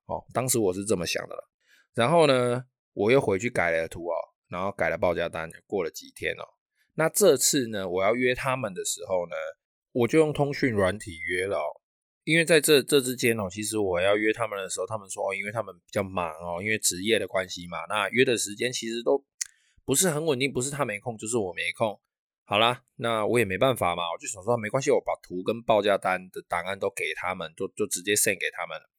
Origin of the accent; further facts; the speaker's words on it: Taiwan; 我们台湾人最重要的春节